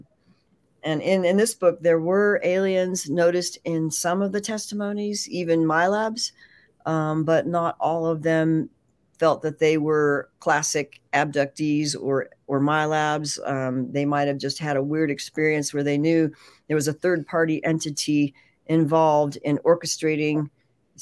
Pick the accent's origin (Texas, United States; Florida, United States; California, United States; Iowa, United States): California, United States; San Francisco Bay Area; I grew up in the San Francisco Bay Area